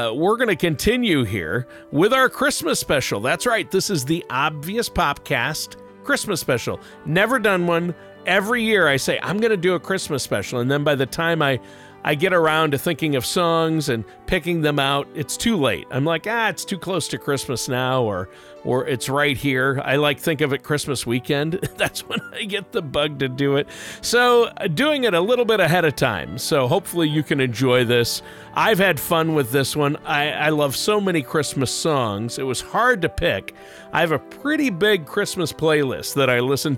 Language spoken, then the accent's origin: English; southwestern Minnesota, United States; Growing up in Minnesota, looked forward to snow days when blizzards would hit in southwestern Minnesota